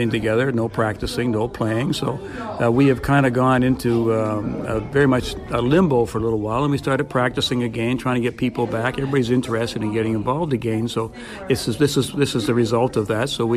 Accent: Amherst, Nova Scotia, Canada; now in Sackville, Canada; I was born and raised in Amherst

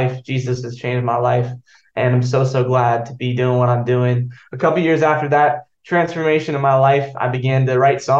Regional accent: Joplin, Missouri, United States; now in Franklin, United States; I'm from Joplin, Missouri. Originally, I was born there and my mom was in ministry growing up

